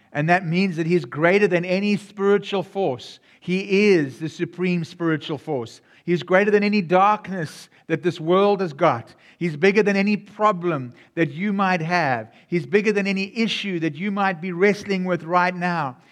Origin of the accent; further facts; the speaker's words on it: South Africa; now in United States; Yes, my voice sounds a bit different. My, I, I come from South Africa, even though I'm serving here in America.